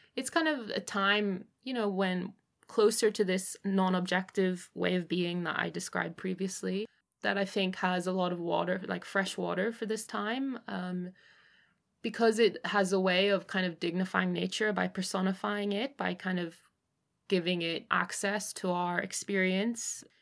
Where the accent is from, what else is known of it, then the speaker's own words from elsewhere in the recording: Northern Ireland, United Kingdom; also born or lived in Hong Kong; I was born in Hong Kong and then I, um, moved to Northern Ireland when I was eight and my father's family is Northern Irish